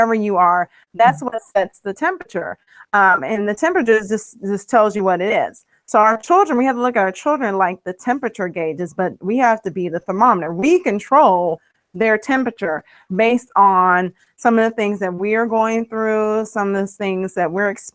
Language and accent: English; Ohio, United States; now in Maryland, United States; I live in Maryland. I'm from Ohio, but we reside here in Maryland